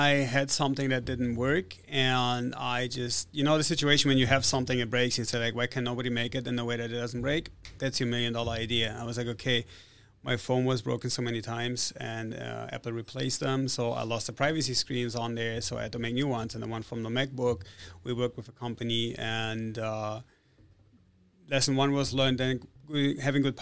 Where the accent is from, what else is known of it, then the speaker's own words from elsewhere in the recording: Italy; also born or lived in Germany / Spain / Switzerland / United States; I was born in Italy. I grew up in Italy, Germany, Spain, Switzerland, and the United States. So I'm not Russian.